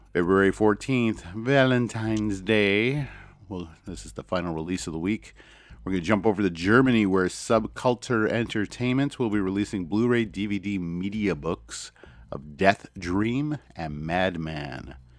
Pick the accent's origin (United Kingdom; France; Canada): Canada; As a Canadian